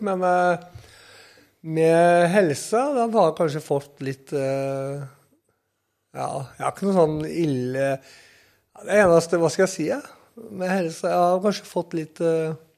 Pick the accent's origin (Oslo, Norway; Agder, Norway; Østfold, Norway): Østfold, Norway; Sarpsborg; på Sandbakken der jeg kommer ifra